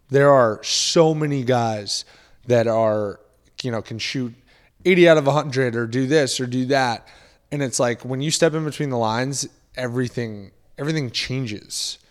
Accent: Boston, Massachusetts, United States; I grew up in the Boston area

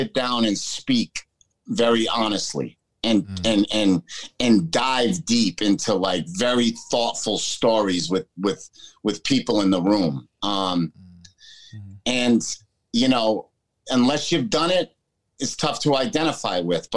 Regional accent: United States; born or raised there

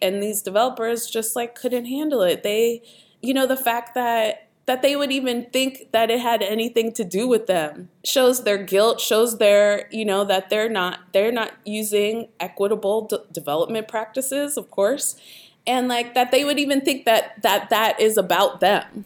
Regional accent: Pittsburgh, Pennsylvania, United States; I grew up in Pittsburgh and, um, both of my parents actually are from Sewickley

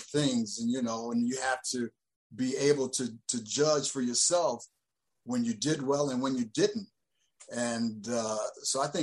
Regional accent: Indiana, United States; moved away as an adult; growing up in Indiana

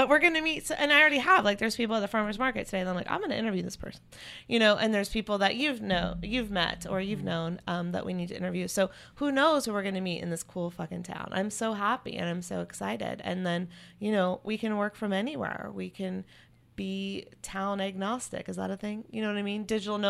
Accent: North Carolina, United States; You know, I grew up in North Carolina. I love Chapel Hill.

